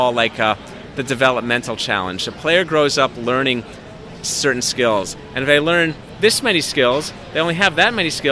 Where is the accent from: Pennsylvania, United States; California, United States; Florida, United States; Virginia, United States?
California, United States; Los Angeles; I grew up playing tennis in Los Angeles